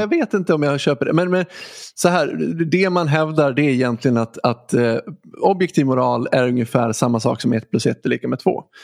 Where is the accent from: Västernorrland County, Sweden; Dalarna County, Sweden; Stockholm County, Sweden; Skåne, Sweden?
Dalarna County, Sweden; Dalarna också, ganska nära där jag är ifrån